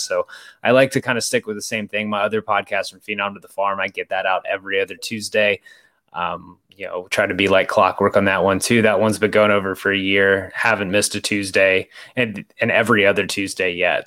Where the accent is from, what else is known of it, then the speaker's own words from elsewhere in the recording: Boerne, Texas, United States; also born or lived in Odessa, Texas; I grew up in San Antonio, just outside of San Antonio, in a suburb called Bernie